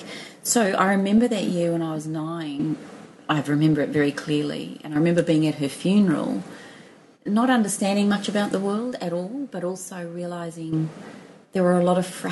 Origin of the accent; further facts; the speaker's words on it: Auckland, New Zealand; I grew up obviously in Auckland